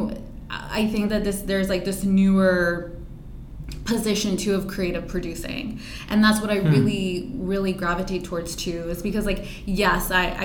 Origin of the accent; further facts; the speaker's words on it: Pennsylvania, United States; my background of growing up in Pennsylvania